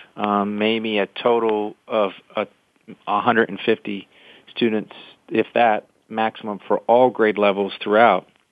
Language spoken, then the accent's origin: English; Salisbury, Maryland, United States; moved away as an adult; now in Delaware, United States; I grew up in in the Salisbury, Maryland area